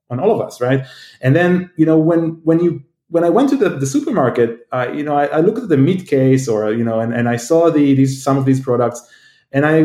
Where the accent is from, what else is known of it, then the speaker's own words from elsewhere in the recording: Israel; now in United States; you know, I came from Israel, which is quite advanced, but still, these things didn't happen here. And moved to the U.S., and suddenly it's all around.